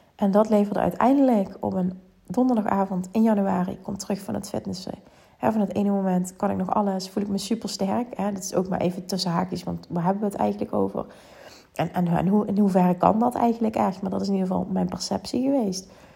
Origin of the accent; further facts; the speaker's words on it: Limburg, Netherlands; accent: Limburgs; mijn Limburgs accent